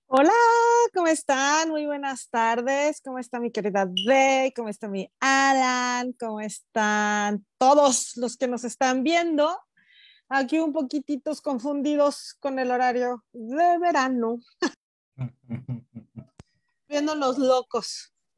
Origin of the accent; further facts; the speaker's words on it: Morelos, Mexico; yo recuerdo de niña ahí en Morelos